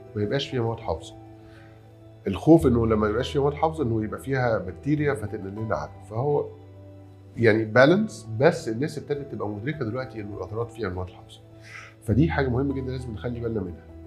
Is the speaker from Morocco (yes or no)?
no; Egypt; إحنا كلنا كمصريين بما فيهم أنا